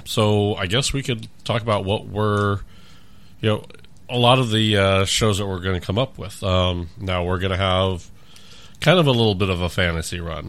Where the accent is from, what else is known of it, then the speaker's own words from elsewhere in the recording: California, United States; also born or lived in Orange County / Los Angeles / San Diego / Riverside; now in Omaha, United States; Originally from, uh, California